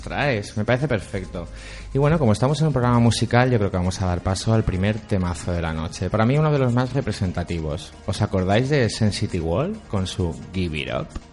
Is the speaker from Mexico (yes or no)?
no; Valencian Community, Spain; mi infancia, mi cultura, como buen valenciano que soy